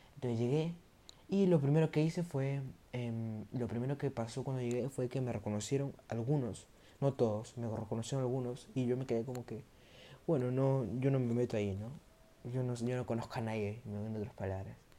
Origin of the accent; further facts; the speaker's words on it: Peru; entré a un colegio que se llama Pamer, que queda acá en mi, en mi país, que es Perú